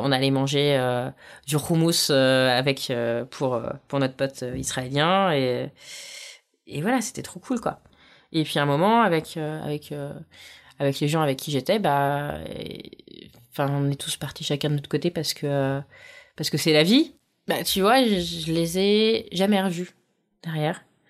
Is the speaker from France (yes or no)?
yes; France; je suis française